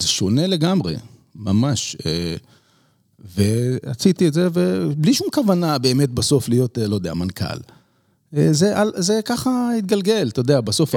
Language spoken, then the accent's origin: Hebrew; Israel; moved away as an adult; also born or lived in United States; אנחנו מאוד ישראלים